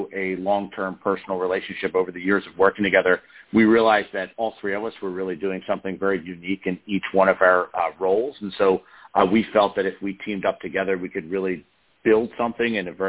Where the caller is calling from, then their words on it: Doylestown, Pennsylvania, United States; I'm calling from Doylestown, Pennsylvania, just outside of Philadelphia.